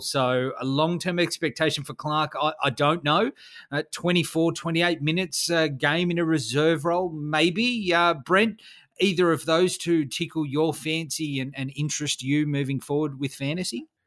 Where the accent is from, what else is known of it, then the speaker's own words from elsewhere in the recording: Australia; I'm an Aussie.